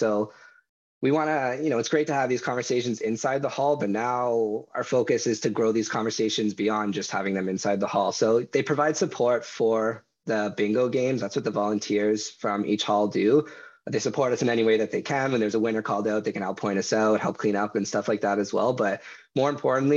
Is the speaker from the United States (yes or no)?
no; Aurora, Ontario, Canada; I come from Aurora, but I'm somewhat in the area as well.